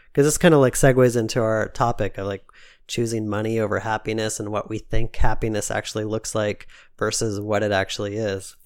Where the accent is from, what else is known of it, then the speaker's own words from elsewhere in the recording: United States; my mom's side of the family came from Switzerland. So, like, I have, like, this, like, deep Swiss roots. Even though I'm American